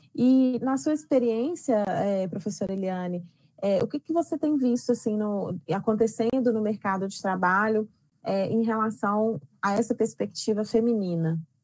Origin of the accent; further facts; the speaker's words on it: Belo Horizonte, Minas Gerais, Brazil; eu nasci e moro em Belo Horizonte